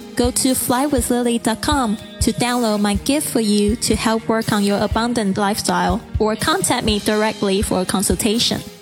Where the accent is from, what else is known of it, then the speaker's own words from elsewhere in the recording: Kaohsiung, Taiwan; my hometown Kaohsiung